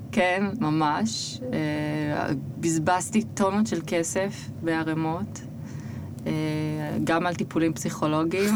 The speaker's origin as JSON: {"language": "Hebrew", "country": "Israel", "moved": "as an adult", "said": "אני מישראל"}